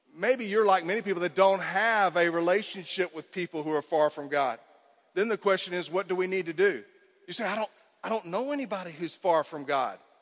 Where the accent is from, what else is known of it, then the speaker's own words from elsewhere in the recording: Cypress, Texas, United States; I grew up in Cypress, Texas